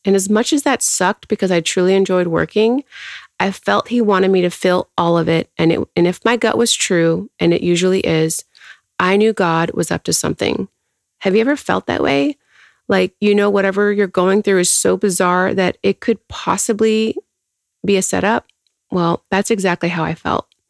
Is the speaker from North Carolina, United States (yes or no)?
no; Houston, Texas, United States; I am born and raised in Houston.